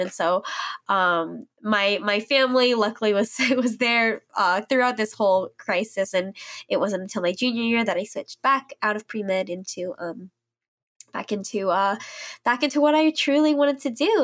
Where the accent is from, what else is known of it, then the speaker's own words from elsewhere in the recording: St. Louis, Missouri, United States; moved away as an adult; I grew up there in Saint Louis, um, an area called Ladue